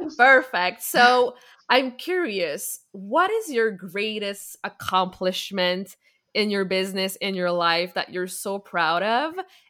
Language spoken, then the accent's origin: English; Quebec, Canada; I'm also from Quebec.